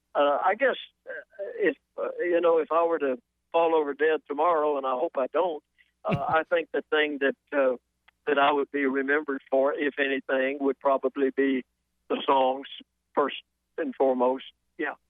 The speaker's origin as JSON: {"language": "English", "town": "Atlanta", "region": "Georgia", "country": "United States", "tie": "born or raised there", "also_born_or_lived": "South Carolina", "moved": "as an adult", "lives_now": "Nashville, United States"}